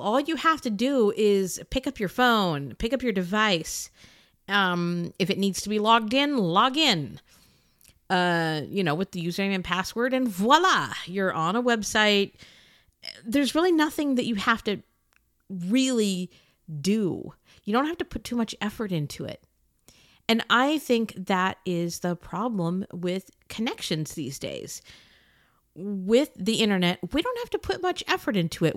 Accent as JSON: {"language": "English", "country": "United States", "said": "I'm an American"}